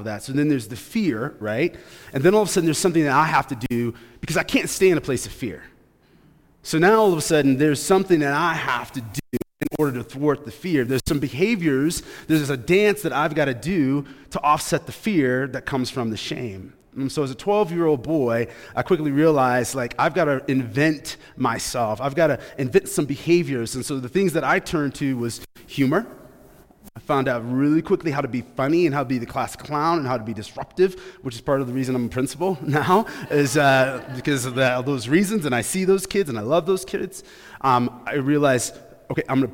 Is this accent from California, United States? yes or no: no; Grand Rapids, Michigan, United States; I grew up in Grand Rapids, Michigan